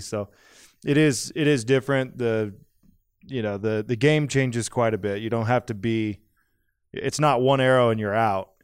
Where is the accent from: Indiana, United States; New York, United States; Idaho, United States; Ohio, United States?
Idaho, United States; I grew up in Idaho